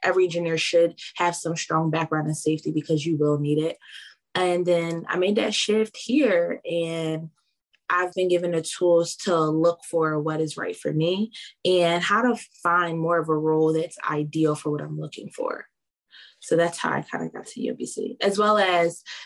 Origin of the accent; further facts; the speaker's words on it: Philadelphia, Pennsylvania, United States; also born or lived in Lancaster, Pennsylvania; I'm originally from Philadelphia